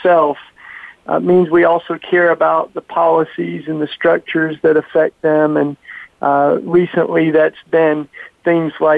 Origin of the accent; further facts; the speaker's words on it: East Tennessee, United States; moved away as an adult; now in Philadelphia, United States; I grew up down south in the Bible Belt in East Tennessee in the hills